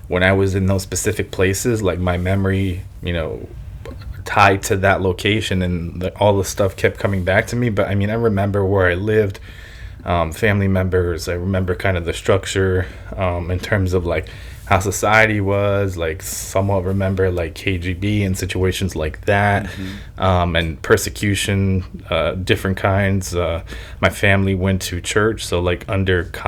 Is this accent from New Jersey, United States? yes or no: yes; New Jersey, United States; born or raised there; first language Ukrainian; English is a second language; also born or lived in Lviv, Ukraine